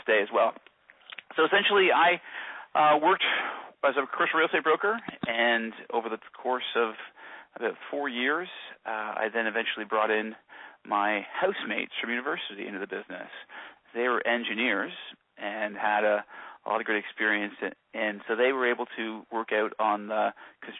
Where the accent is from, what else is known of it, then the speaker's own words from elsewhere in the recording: Kingston, Ontario, Canada; also born or lived in Toronto; I'm born and raised in Kingston.